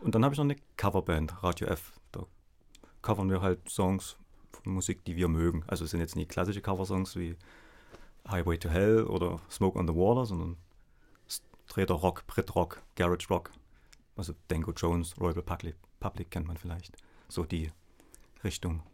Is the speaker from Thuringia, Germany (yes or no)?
no; Dresden, Saxony, Germany; ich komme aus Dresden.